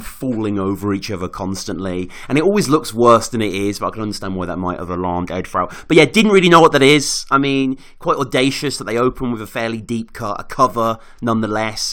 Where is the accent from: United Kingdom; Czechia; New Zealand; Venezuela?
United Kingdom; Birmingham, West Midlands; I was living in my hometown of Birmingham